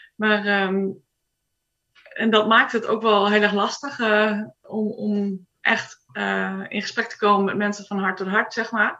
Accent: Groningen, Netherlands; moved away as an adult; now in Sweden; ik ben geboren in Groningen. Daar heb ik ook op school gezeten.

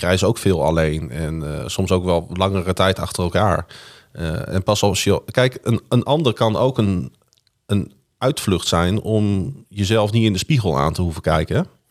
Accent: Groningen, Netherlands; Ik zeg, kom uit Groningen

